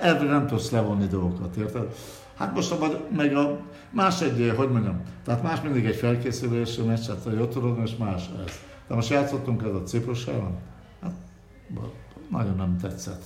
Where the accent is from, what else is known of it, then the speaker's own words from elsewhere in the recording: Budapest, Hungary; Én vagyok az igazi fradista, aki, aki ott születtem kilencben ben A lakásos a 9 kerületben